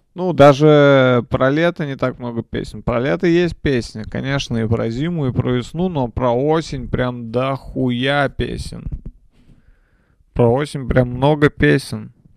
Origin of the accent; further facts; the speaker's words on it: Nizhny Novgorod, Nizhny Novgorod Oblast, Russia; я родился в Нижнем Новгороде